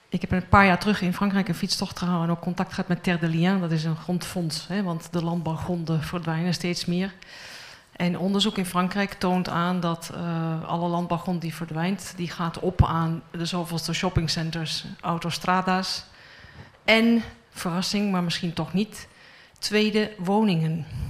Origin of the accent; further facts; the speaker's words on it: Netherlands; moved away; Ik ben van oorsprong Nederlands